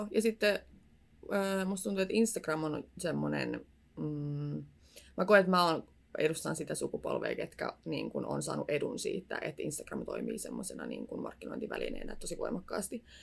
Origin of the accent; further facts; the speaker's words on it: Tampere, Pirkanmaa, Finland; Ja mä oon Tampereelta kotoisin alkuperin. Nyt mä oon asunut täällä puolitoista vuotta.